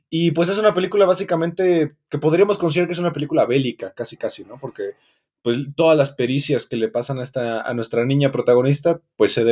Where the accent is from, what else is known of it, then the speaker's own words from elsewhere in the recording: Mexico City, Mexico; Como mexicano. Chilango.